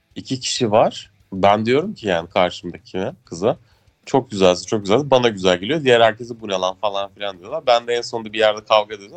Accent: Ankara, Turkey; biz de işte Ankaralılar olarak Bozkır'da yaşıyoruz.

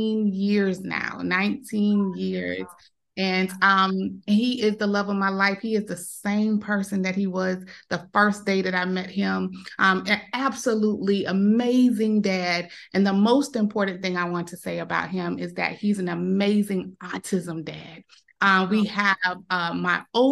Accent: Savannah, Georgia, United States; I'm from Savannah, Georgia. It's like on the coast of Georgia.

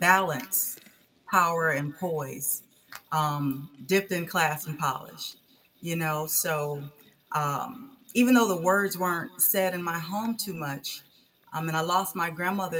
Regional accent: Cleveland, Ohio, United States; now in Kernersville, United States; I am from Cleveland, Ohio, and I currently live in Kernersville, North Carolina.

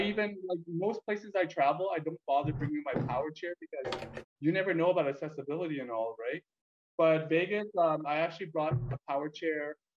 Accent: Calgary, Alberta, Canada; born or raised there; also born or lived in Vietnam / Edmonton, Canada

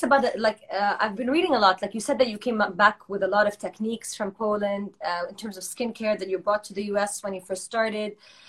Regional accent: Saudi Arabia; also born or lived in Boston / New York; I went to college in Boston, and I'm from Saudi Arabia.

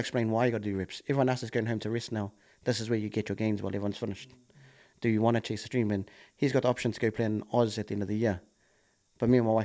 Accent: Auckland, New Zealand; growing up in Kelston

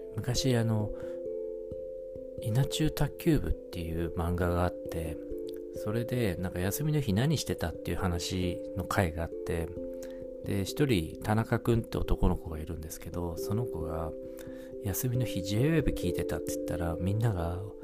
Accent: the northern part of Japan, northern Japan, Japan; now in Tokyo, Japan; 僕あの生まれは北国の方なんですけども

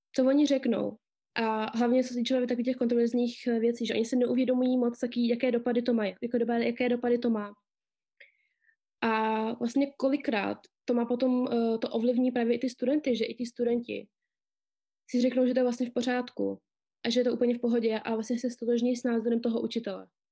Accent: Czechia; Narodila jsem se tady v České republice

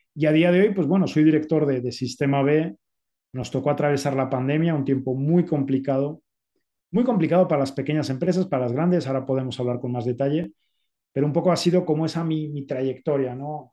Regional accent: Spain; moved away as an adult; also born or lived in Zaragoza; now in Mexico City, Mexico; soy español

